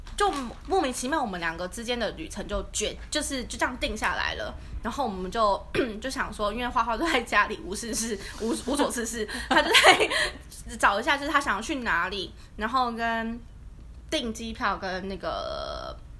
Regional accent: Taiwan; 如果在台湾小时候在国内旅行的话

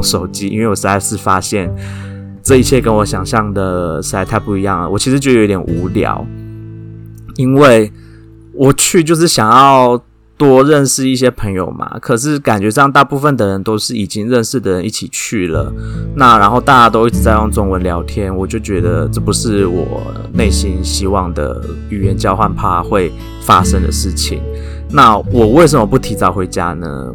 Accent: Taiwan; 我们台湾人跟亚，跟其他，呃，东亚国家的人长得， 虽然有， 有一点像

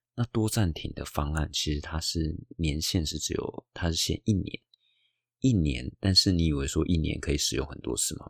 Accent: Taiwan; moved away as an adult; now in Hawaii, United States; 我从台湾来到美国夏威夷的生活

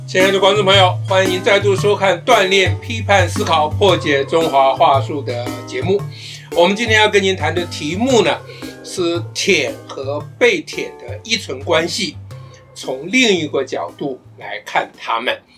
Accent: Taiwan; 我们台湾人

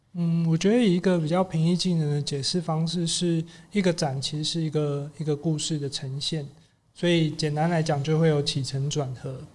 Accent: Taipei, Taiwan; 我小时候其实是念旁边的万达国小，因为我妈是学校老师，所以我从大概两三岁的时候一路到小二都一直在这边

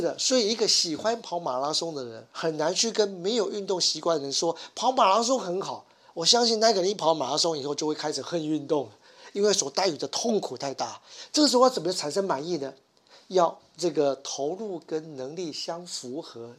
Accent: Taiwan; 我们台湾人

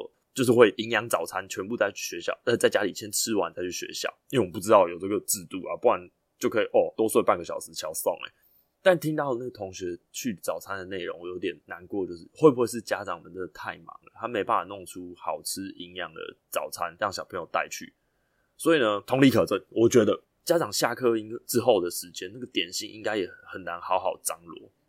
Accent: northern Taiwan, Taiwan; born there; 其实我自认为我的台语，在我这个年纪，北部出生的小孩，我已经超级无敌溜了。

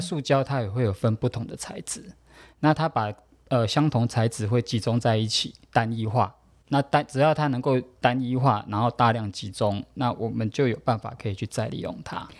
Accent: Taoyuan, Taiwan; 我是桃园人

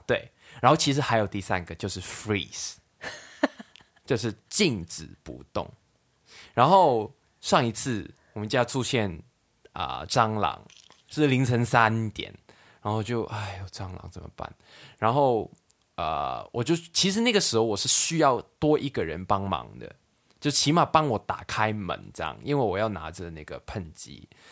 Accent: Hong Kong; moved away as an adult; also born or lived in Sanchong, New Taipei, Taiwan; now in New Taipei, Taiwan; 我们在香港的时候，根本就很少会去那些地方，因为我们从小到大住的地方都有电梯啊

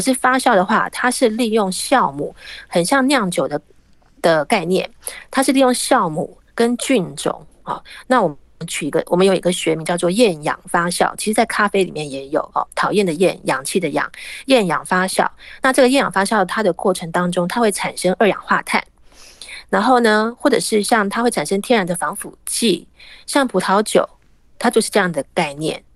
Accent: Taiwan; 其实我们台湾人其实就是酱缸酱缸文化长大的小孩嘛。嗯，其实我们从小到大吃了太多太多的腌制的食物或者是发酵食物

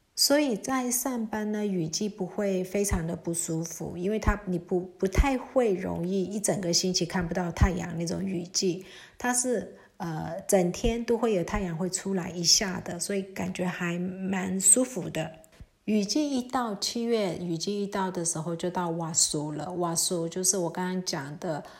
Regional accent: Mandalay, Mandalay Region, Myanmar; 我是在瓦城长大的

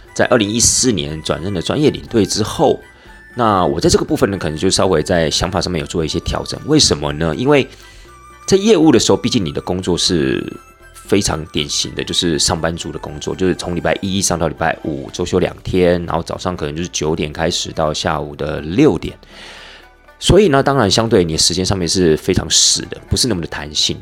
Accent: Taiwan; 出到了国外， 那我们又是从台湾来的

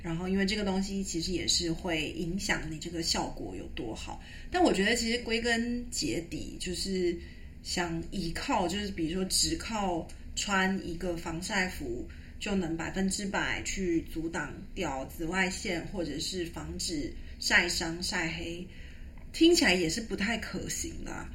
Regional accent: Taiwan; moved away as an adult; also born or lived in Europe; 我是台湾来的

